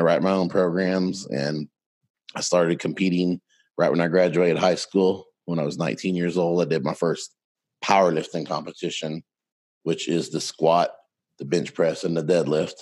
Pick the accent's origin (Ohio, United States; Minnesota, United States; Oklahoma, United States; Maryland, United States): Oklahoma, United States; Mustang; I'm from Mustang, Oklahoma, just outside of Oklahoma City. Grew up on a farm when I was 6 years old